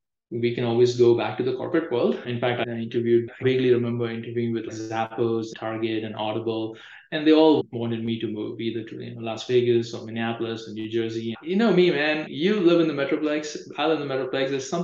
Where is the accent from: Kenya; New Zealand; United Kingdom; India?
India; moved away as an adult; now in United States; I think I'm from India